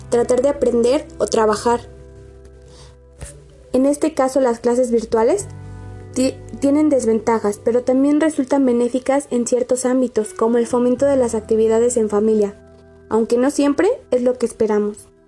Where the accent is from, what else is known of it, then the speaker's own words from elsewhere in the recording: Mexico; les hablaré acerca de una de las situaciones que nos atormenta a todos como mexicanos